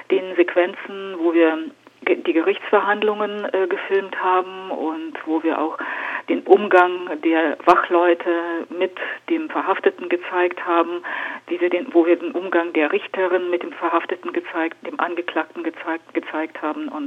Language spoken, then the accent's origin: German; Siberia, Russia; weil ich bin in Sibirien geboren und groß geworden.